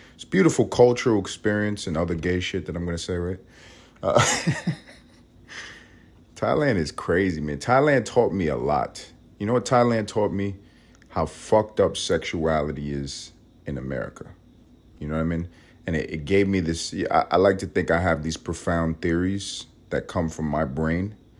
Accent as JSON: {"language": "English", "town": "New York City", "region": "New York", "country": "United States", "moved": "as an adult", "lives_now": "Los Angeles, United States", "said": "I'm Puerto Rican. I'm from Harlem"}